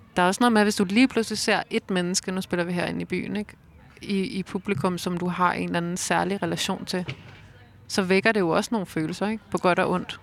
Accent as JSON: {"language": "Danish", "town": "Roskilde", "region": "Zealand", "country": "Denmark", "tie": "born or raised there", "said": "Jeg voksede op i Roskilde"}